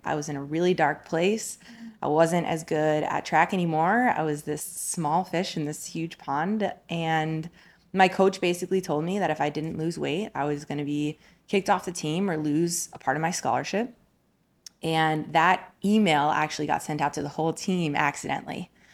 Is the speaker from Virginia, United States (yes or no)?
no; Colorado, United States; also born or lived in New Jersey; I was born in New Jersey. I have a Jersey girl at heart, but, uh, we moved to Colorado when I was ten years old.